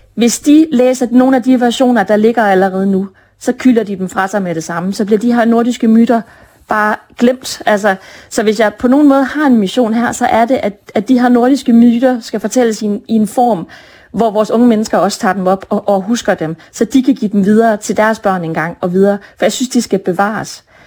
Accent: Brønderslev, North Denmark Region, Denmark; now in Copenhagen, Denmark; jeg er født og opvokset i Brønderslev. Selvom jeg bor i København nu

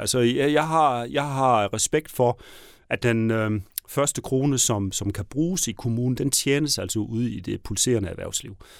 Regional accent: Southern Jutland, Southern Denmark, Denmark; accent: Southern Jutlandic; de kan høre, at jeg kommer fra Sønderjylland

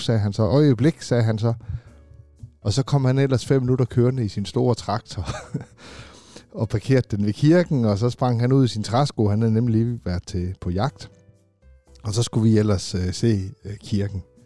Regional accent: Funen, Southern Denmark, Denmark; moved away as an adult; also born or lived in Aarhus; now in South Jutland, Denmark; Jeg er jo selv Fynbo

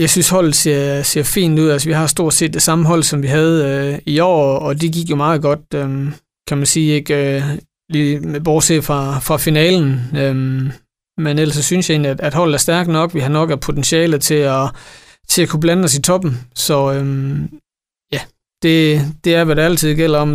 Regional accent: Esbjerg, Southern Denmark, Denmark; jeg er her fra Esbjerg, jeg er født og opvokset her

